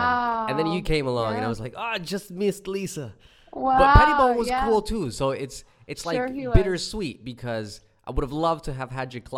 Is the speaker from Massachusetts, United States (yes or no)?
no; New Jersey, United States; now in Perth, Australia; I grew up in New Jersey.